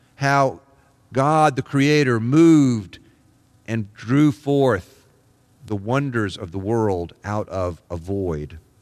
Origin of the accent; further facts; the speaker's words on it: Deep South, United States; now in Columbus, United States; I grew up in the Deep South, in the era of the civil rights movement and the Vietnam War